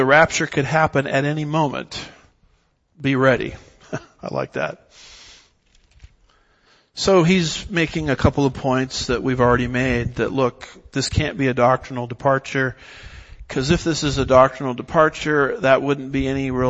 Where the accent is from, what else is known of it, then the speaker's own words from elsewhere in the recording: Southern California, United States; I was raised in Southern California